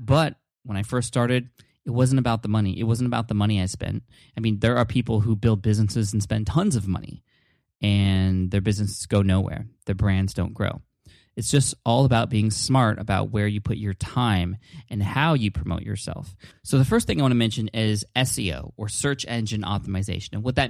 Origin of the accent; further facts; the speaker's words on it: San Diego, California, United States; That's where I'm from. I'm from San Diego.